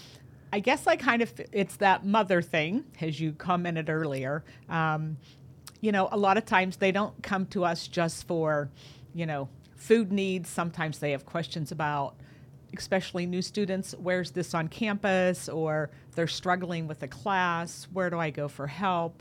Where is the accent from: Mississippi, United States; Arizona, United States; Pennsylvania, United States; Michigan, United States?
Pennsylvania, United States; DuBois; also born or lived in California; Moved here when I was in third grade, so this has kind of been home for me